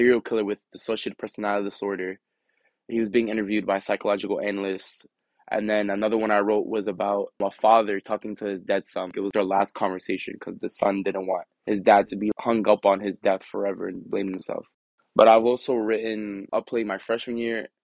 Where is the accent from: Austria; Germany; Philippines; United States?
United States; Elizabeth, New Jersey; where I grew up in Elizabeth is known for being a bad area